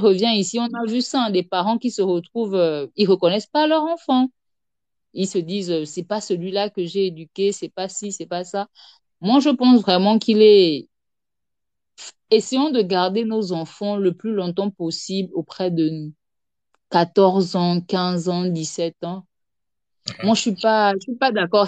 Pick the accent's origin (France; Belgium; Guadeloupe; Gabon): Gabon; je suis gabonaise, euh, résident au Gabon